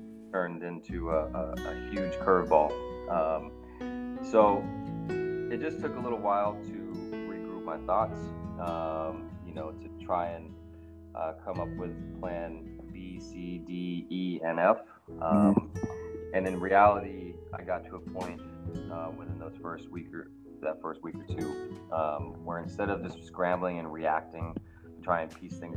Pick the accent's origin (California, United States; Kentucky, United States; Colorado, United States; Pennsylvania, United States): California, United States; Richmond; I grew up in Richmond, not the Richmond district, but East Bay, Richmond